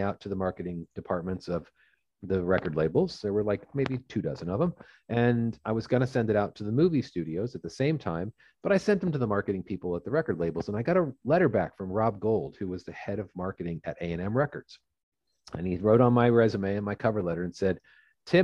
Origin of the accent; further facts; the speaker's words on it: Fullerton, California, United States; I grew up in Southern California, and I grew up in Orange County, which is about in a place called Fullerton